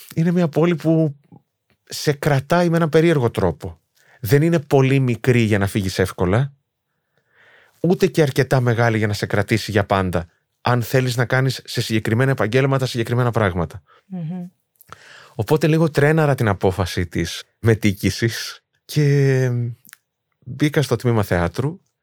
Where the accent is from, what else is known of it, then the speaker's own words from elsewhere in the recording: Thessaloniki, Central Macedonia, Greece; Εγώ δεν είχα φύγει από τη Θεσσαλονίκη. Δηλαδή, εκεί μεγάλωσα